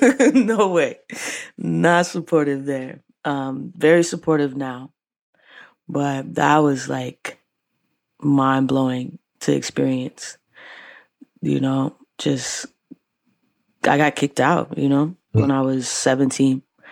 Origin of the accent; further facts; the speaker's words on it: Tacoma, Washington, United States; now in Seattle, United States; I grew up in Baptist Church and Church of God in Christ. My church in Tacoma was very special to me.